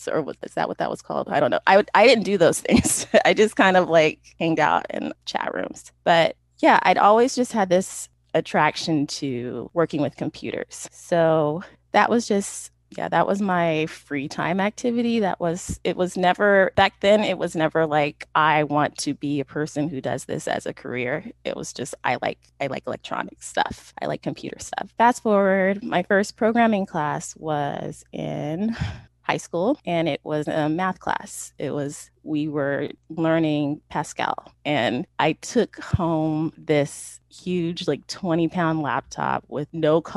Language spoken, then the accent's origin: English; Sacramento, California, United States; I was born and raised in Sacramento.